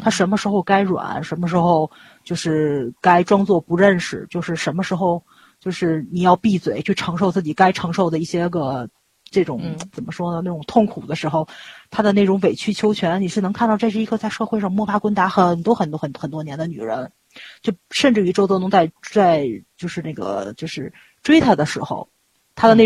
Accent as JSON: {"language": "Chinese", "country": "China", "said": "咱们中国这边开过公司"}